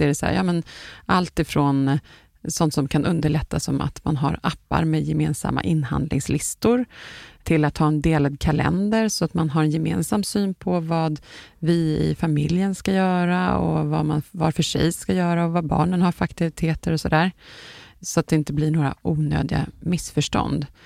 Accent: Sweden; som vi svenskar brukar säga

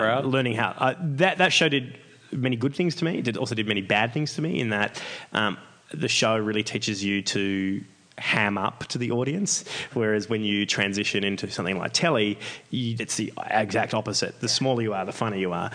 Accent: Australia; I'm this Australian guy

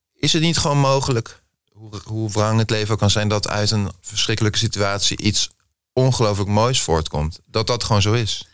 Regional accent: The Hague, South Holland, Netherlands; Ik ben ook Haags

